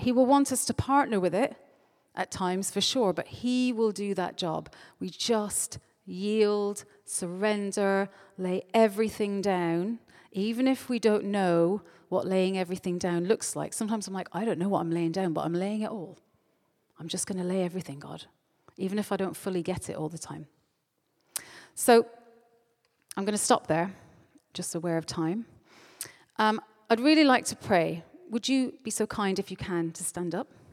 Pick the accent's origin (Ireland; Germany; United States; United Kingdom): Ireland; moved away; I'm Irish